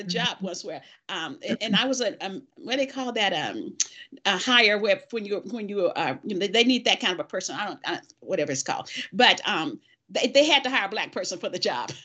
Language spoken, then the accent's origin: English; the South, United States; I was born in the South.